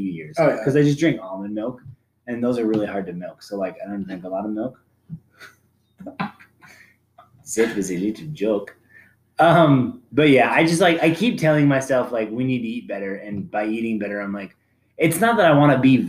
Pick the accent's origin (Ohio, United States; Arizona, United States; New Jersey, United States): Arizona, United States; I'm from Arizona